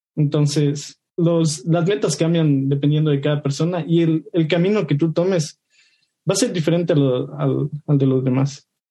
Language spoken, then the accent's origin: Spanish; Ecuador; soy de Ecuador